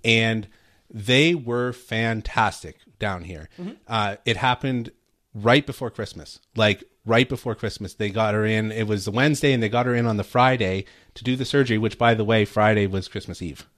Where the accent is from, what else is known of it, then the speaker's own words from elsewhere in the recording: Canada; first language English; now in United States; for us as Canadians and natural born English speakers